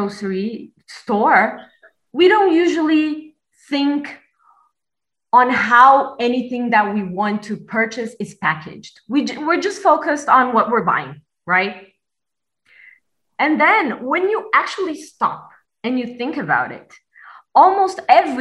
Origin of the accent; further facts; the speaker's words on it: Brazil; now in Berlin, Germany; I'm from Brazil, but I currently live in Berlin.